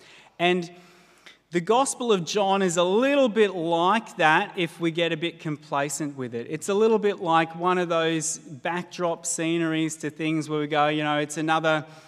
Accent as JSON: {"language": "English", "area": "Blue Mountains", "region": "New South Wales", "country": "Australia", "tie": "born or raised there", "moved": "yes", "said": "I grew up in the Blue Mountains"}